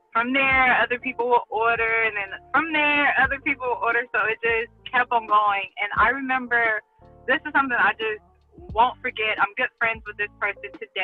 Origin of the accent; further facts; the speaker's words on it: Compton, California, United States; also born or lived in Watts, Los Angeles; I'm from Compton, but I live in Watts, which is kind of like the borderline.